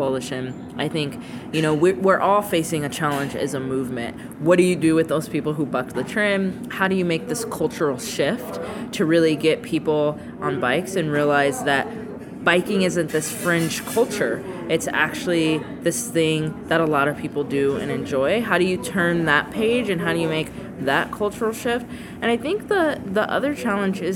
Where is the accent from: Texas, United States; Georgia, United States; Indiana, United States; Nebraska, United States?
Nebraska, United States; now in Los Angeles, United States; I'm from Nebraska